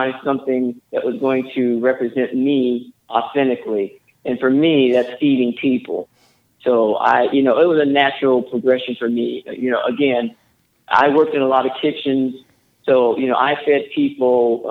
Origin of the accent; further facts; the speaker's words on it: the South, United States; now in Eugene, United States; I grew up in the South, came from a line of great cooks.